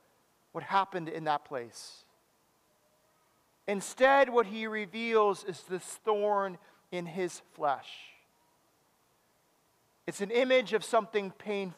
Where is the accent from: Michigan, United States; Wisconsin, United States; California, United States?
Wisconsin, United States; Madison; I grew up in Madison